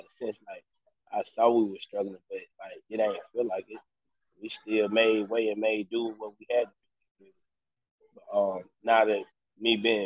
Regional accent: Mobile, Alabama, United States; From Mobile, Alabama.

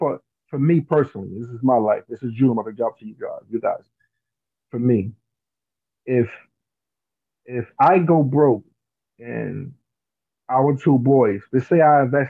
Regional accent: New Jersey, United States; I'm from Jersey.

